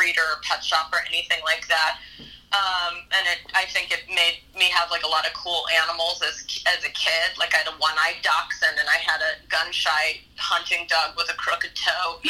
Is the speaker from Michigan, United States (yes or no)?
no; Dallas, Texas, United States; I grew up in Texas